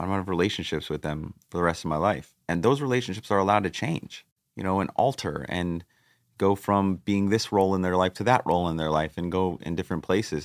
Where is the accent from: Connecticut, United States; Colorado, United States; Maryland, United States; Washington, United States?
Connecticut, United States; Greenwich; we, we grew up in Coscob, which is a part of Greenwich